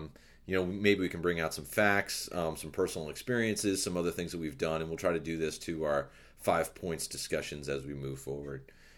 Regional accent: Nevada, United States; also born or lived in Arizona; growing up in Nevada and Arizona and living where we've lived, we've known undocumented people

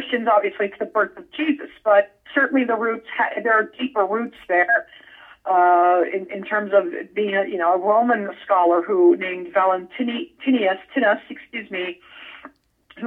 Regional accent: Las Vegas, Nevada, United States; I grew up in Vegas.

